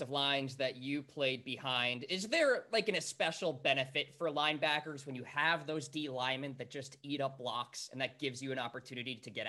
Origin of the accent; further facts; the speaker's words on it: Nashua, New Hampshire, United States; I'm from New Hampshire.